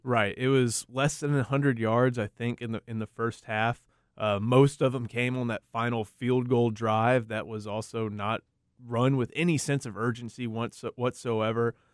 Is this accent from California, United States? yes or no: no; Houston, Texas, United States; now in Austin, United States; I'm from Houston